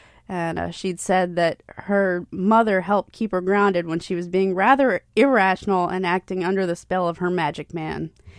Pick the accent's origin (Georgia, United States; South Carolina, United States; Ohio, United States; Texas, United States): South Carolina, United States; Hilton Head Island; also born or lived in Bluffton, South Carolina; growing up on Hilton Head